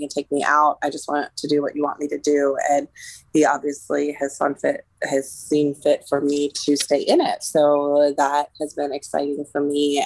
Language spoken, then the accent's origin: English; Pittsburgh, Pennsylvania, United States; also born or lived in Colorado; I grew up in the Pittsburgh area. I'm originally from Colorado, but I did grade school and high school in the Pittsburgh area